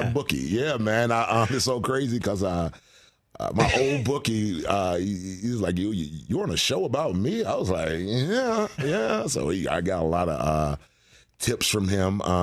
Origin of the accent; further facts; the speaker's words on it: Atlanta, Georgia, United States; I'm from Atlanta. Yeah, born and raised.